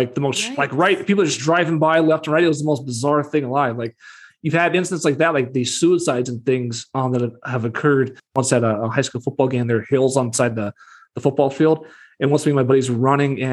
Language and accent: English; Deer Lodge, Montana, United States; growing up in Deer Lodge, Montana